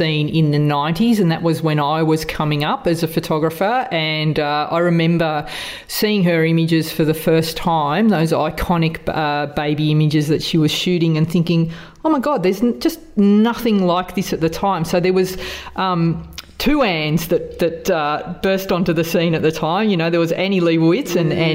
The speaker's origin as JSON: {"language": "English", "country": "Australia", "accent": "Aussie", "said": "two Aussie accents"}